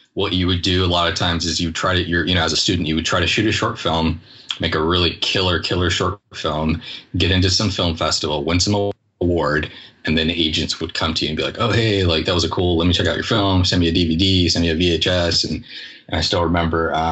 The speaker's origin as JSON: {"language": "English", "town": "Pittsburg", "region": "Kansas", "country": "United States", "tie": "born or raised there", "also_born_or_lived": "Iran", "lives_now": "California, United States", "said": "I was born in Iran. My parents left in the early 80s, and we actually went to Kansas. So I was like 5 or 6 years old only when we came out here."}